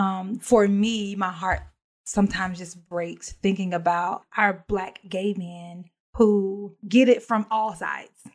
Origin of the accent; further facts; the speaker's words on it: Alabama, United States; moved away as an adult; I moved away from Alabama and um, started my own adult life